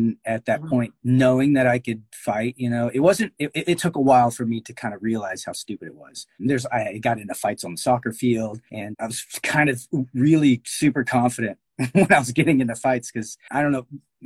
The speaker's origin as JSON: {"language": "English", "town": "Garland", "region": "Texas", "country": "United States", "tie": "born or raised there", "said": "I grew up in Garland, Texas. It's like a suburb of Dallas."}